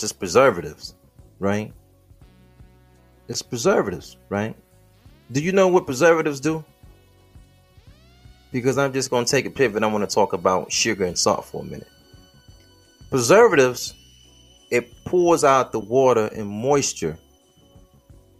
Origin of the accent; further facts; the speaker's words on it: Midwest, United States; I'm from the Midwest